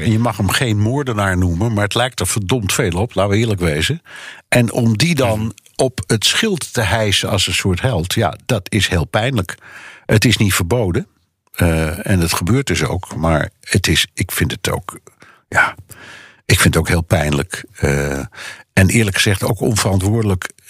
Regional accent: Netherlands; bij ons

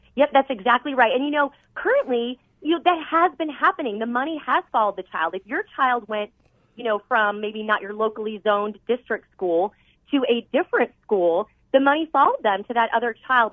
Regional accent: Arizona, United States; I was born and raised here in Arizona

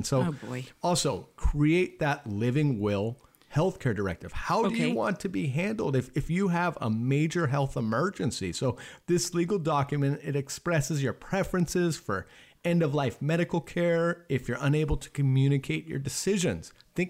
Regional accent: Laguna Beach, California, United States; I grew up in Laguna Beach, California, which is a very affluent community.

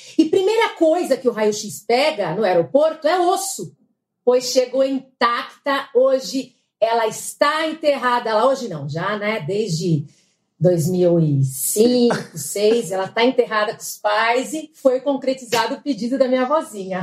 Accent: São Caetano do Sul, São Paulo, Brazil; also born or lived in Piracicaba; now in São Paulo, Brazil; Eu fui criada por ela, em São Caetano

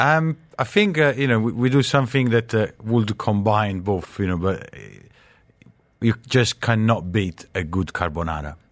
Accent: Naples, Campania, Italy; now in United Arab Emirates; I'm from Napoli

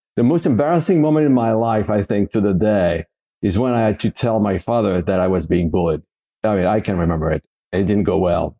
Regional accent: Paris, Île-de-France, France; I grew up in France, Paris, France, born and raised in, uh, in Paris.

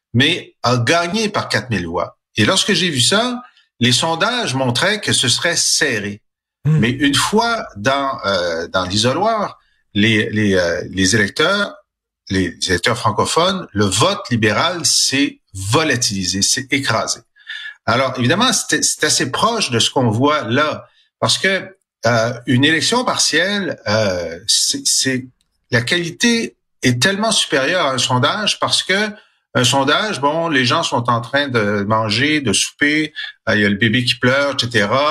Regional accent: Quebec, Canada; On est des Québécois

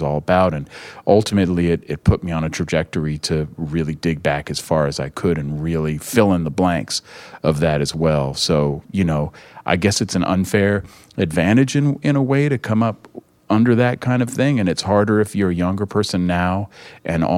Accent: Berkeley, California, United States; I grew up in Berkeley, California

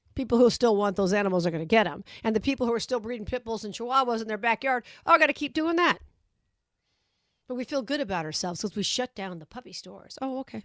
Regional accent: Las Vegas, Nevada, United States; my hometown

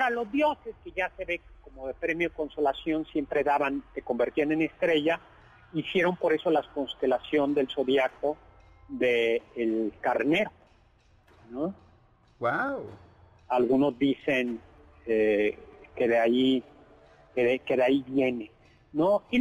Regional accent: Mexico City, Mexico; los amigos que somos aquí chilangos, la pera es una curva muy peligrosa entre México y Cuernavaca.

